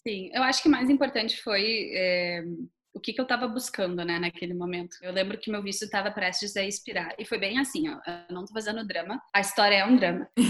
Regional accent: Brazil; moved away as an adult; also born or lived in New Zealand; sair do Brasil

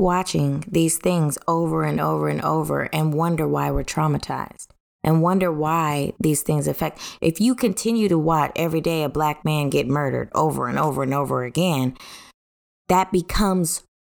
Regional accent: United States; I'm an American, not an African American. I'm an American.

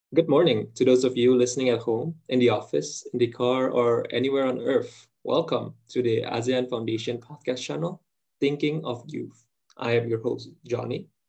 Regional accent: Indonesia; I'm Indonesian

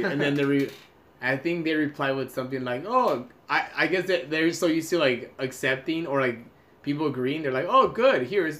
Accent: Russia; English is a second language; Wait, I'm from Russia.

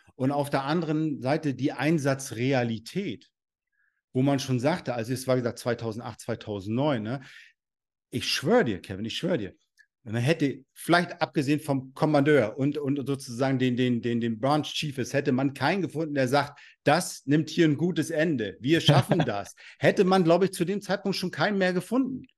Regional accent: Rostock, Mecklenburg-Vorpommern, Germany; ich komme aus Rostock, Mecklenburg-Vorpommern hier

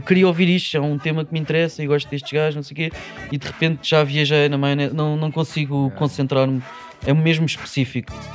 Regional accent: Lisbon, Portugal; eu sou de Lisboa

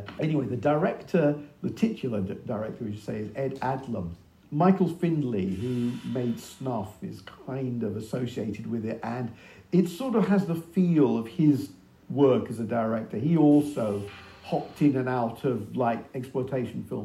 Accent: United Kingdom; as a British horror fan

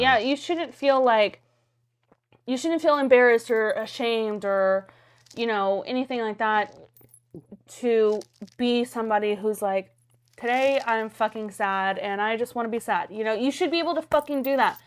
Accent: Gonzales, Texas, United States; moved away; I'm from small town Texas. I'm from Gonzales

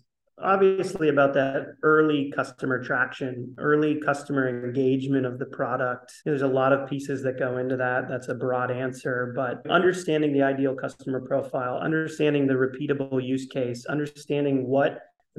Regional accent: New Hampshire, United States; also born or lived in New York City; finance guy, pretty conservative from New Hampshire

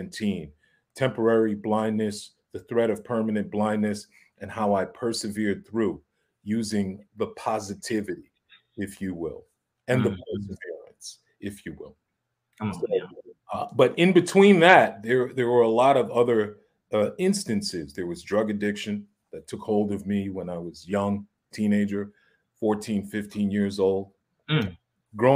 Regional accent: New York City, New York, United States; growing up in Harlem

